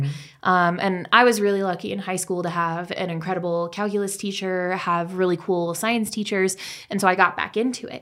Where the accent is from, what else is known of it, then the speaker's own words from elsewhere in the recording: Colorado, United States; moved away; I uh, actually grew up in Colorado.